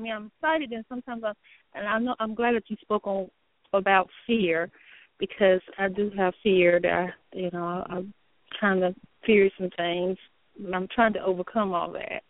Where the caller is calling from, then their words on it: North Carolina, United States; North Carolina.